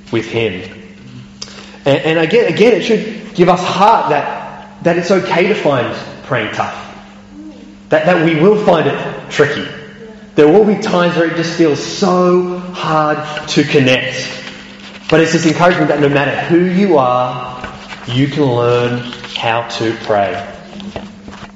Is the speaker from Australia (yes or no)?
yes; Australia; moved away; I can remember back in Australia watching the football